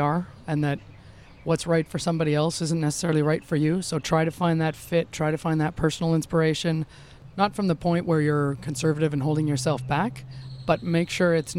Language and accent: English; Canada; We're Canadian